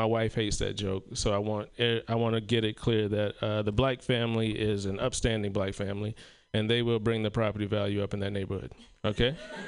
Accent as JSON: {"language": "English", "region": "South Carolina", "country": "United States", "said": "I told you that I'm from South Carolina, and I don't get to make it home very often."}